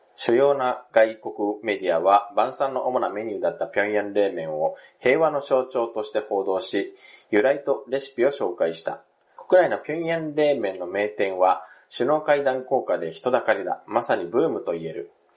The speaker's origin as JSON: {"language": "Japanese", "country": "Japan", "tie": "born or raised there", "also_born_or_lived": "South Korea", "said": "日本生まれ、韓国在住経験があり、仕事でたまーに行き来している日本人"}